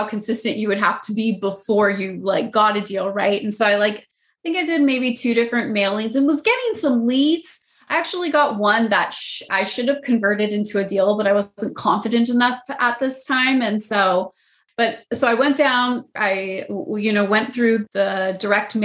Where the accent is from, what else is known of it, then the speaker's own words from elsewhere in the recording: Phoenix, Arizona, United States; moved away as an adult; now in Los Angeles, United States; I'm born and raised in Phoenix and moved to Los Angeles about 7 years ago